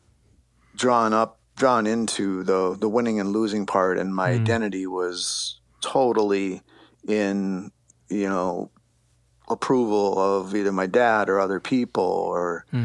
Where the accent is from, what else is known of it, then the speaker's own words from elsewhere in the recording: Lakeville, Minnesota, United States; I grew up in Lakeville, Minnesota, when it was actually a small town